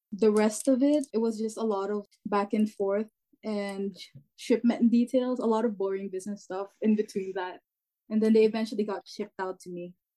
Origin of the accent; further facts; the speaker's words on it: Canada; I'm the author of Gen Z, and I'm from Canada